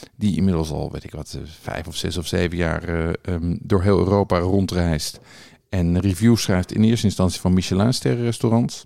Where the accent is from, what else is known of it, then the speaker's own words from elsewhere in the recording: Bilthoven, Utrecht, Netherlands; moved away; ik heb dus met een van de broertjes Niemeyer op de lagere school gezeten